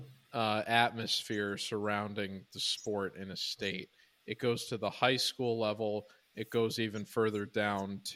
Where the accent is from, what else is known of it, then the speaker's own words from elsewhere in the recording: Illinois, United States; I grew up in Illinois